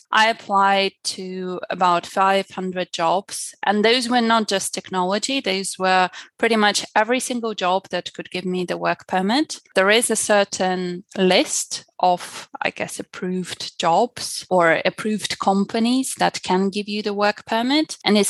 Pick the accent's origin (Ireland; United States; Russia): Russia; accent: Russian; first language ru; English is a second language; I guess I try to imitate very much how British people or American people speak so that my Russian accent goes away. And I guess at the moment I speak Russian with an English accent rather than English with a, you know, typical Russian accent